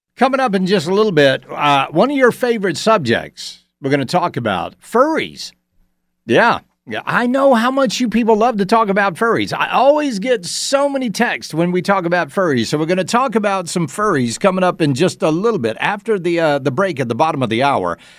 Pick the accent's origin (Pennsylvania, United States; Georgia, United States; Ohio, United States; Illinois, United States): Georgia, United States; Augusta; please not my hometown.